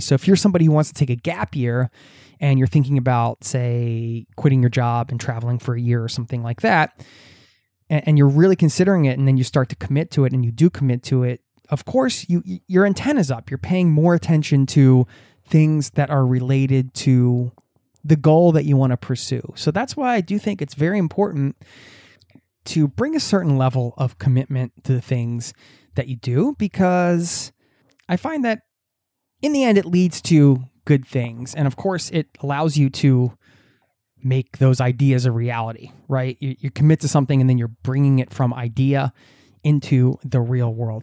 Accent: Bucks County, Pennsylvania, United States; moved away as an adult; now in Norway; I grew up in Bucks County

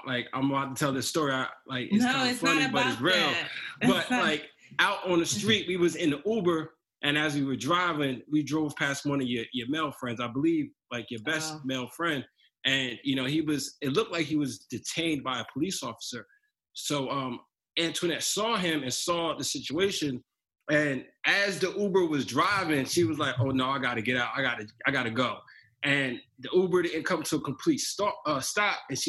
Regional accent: New Jersey, United States; I'm from Jersey.

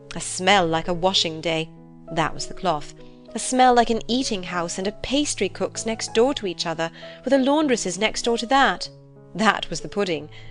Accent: Northeast Ohio, United States; I'm from Northeast Ohio, and I'm sending you this voice message all the way from Scotland

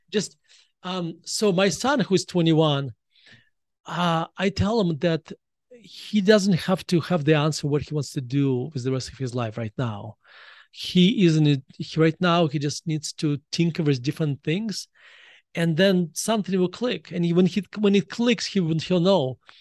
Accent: Russia; moved away as an adult; now in United States; the education system I was exposed to when I was growing up in Russia

